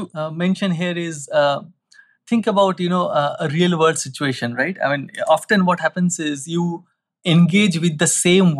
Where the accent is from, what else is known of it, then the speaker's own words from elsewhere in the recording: Kolkata, West Bengal, India; So I come from West Bengal, Calcutta. So that part of the country is also kind of very culturally sensitive, if you will.